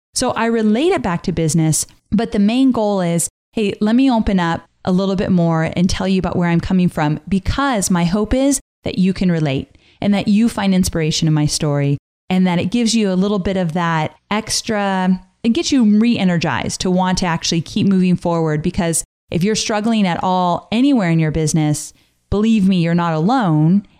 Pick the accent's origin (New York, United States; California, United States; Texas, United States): California, United States; Southern; moved away; I was born and raised in Southern California